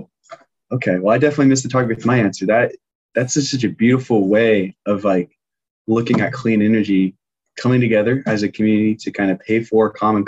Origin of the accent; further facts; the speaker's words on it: Longview, Washington, United States; now in Seattle, United States; my hometown, you know, Longview, Washington, 40,000 people